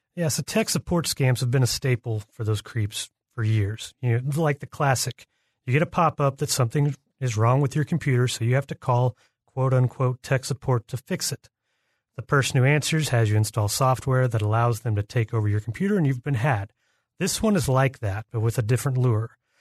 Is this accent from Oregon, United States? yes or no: no; Oklahoma City, Oklahoma, United States; my hometown, Oklahoma City